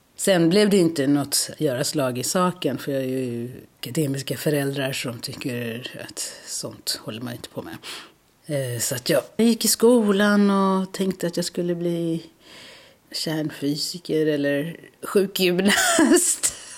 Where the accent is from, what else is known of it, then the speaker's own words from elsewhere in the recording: South Africa; now in Malmö, Sweden; Jag kommer från Sydafrika